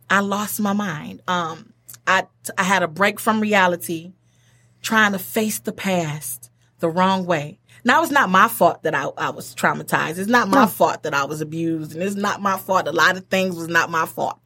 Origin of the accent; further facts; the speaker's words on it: Detroit, Michigan, United States; moved away as an adult; now in Pontiac, United States; I'm from Detroit, everybody. I'm from Detroit. Uh, went to Mumford High School